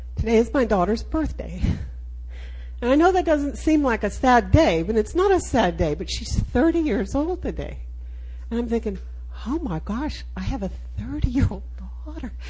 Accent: Austin, Texas, United States; I am a Texan. I'm from Austin, Texas

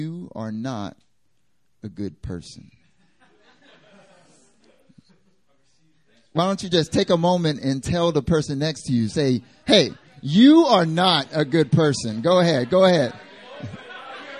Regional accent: North Carolina, United States; moved away as an adult; now in South Korea; I'm from North Carolina originally.

